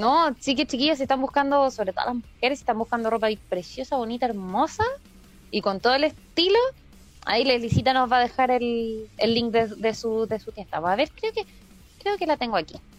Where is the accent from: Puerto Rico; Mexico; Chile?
Chile; Yo como chilena